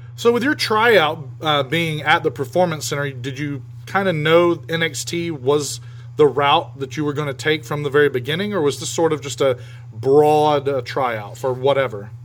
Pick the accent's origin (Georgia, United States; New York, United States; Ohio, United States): Georgia, United States; South; growing up in South Georgia